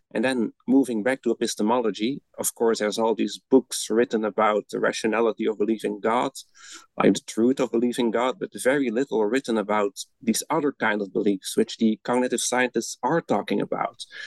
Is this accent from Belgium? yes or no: yes; Belgium; moved away as an adult; now in Netherlands; I'm originally from Belgium, where I studied first, and then I moved to the Netherlands to get my PhD